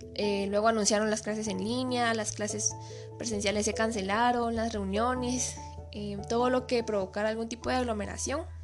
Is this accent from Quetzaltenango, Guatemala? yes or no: yes; Quetzaltenango, Guatemala; soy de Shela y vivo actualmente aquí